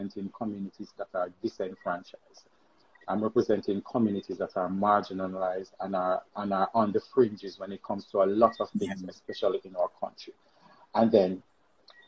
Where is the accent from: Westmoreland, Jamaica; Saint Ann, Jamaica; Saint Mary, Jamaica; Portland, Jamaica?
Westmoreland, Jamaica; I'm from Westmoreland, rural Westmoreland, poor Westmoreland.